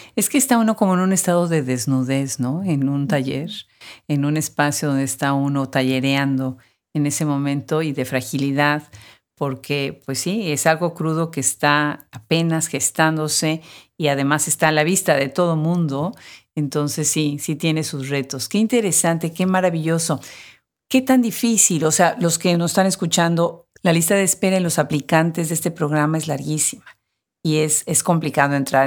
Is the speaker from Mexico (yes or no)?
yes; Mexico; como mexicana